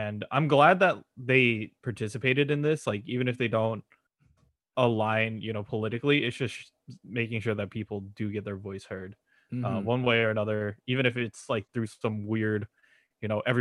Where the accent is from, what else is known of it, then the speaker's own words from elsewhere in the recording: California, United States; We're both from Cali